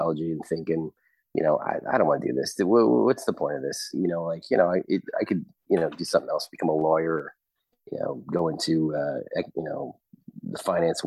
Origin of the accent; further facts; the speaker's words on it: Long Island, New York, United States; moved away as an adult; also born or lived in Delaware / New Haven, Connecticut; now in Texas, United States; I'm from Long Island